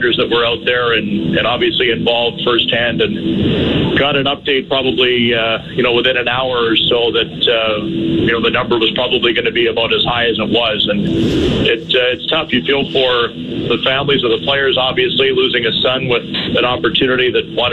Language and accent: English; Humboldt, Saskatchewan, Canada; now in Winnipeg, Canada; my hometown.